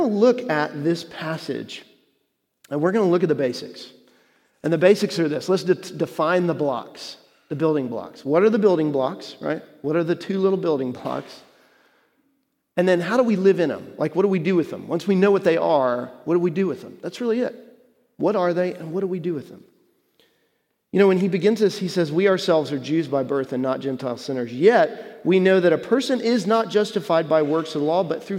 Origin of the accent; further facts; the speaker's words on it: Texas, United States; moved away; I was growing up in Texas